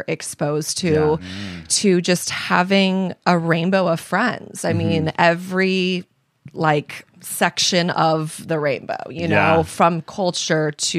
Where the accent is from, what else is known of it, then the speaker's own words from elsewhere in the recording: San Diego, California, United States; moved away as an adult; I was a girl from San Diego with no connections, no family, no money